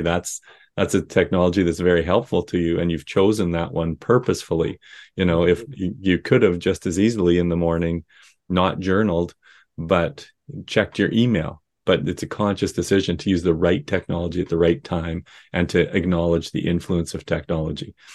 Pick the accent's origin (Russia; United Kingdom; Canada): Canada; Saskatchewan; growing up in Saskatchewan